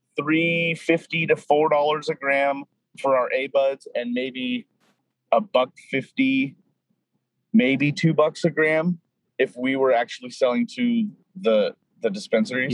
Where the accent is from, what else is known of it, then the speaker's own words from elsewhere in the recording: Apple Valley, California, United States; moved away as an adult; also born or lived in Los Angeles, California; now in Seattle, United States; I was born and raised in Apple Valley, California, uh, about an hour and a half northeast